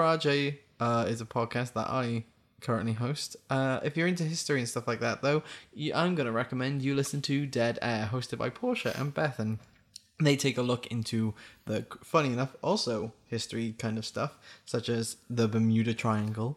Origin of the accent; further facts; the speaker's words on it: Wales, United Kingdom; I'm Welsh